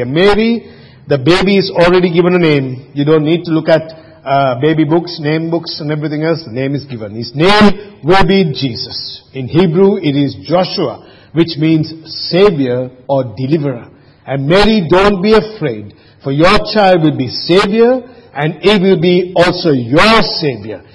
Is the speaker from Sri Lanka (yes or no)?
yes; Sri Lanka; now in Australia; I grew up in Sri Lanka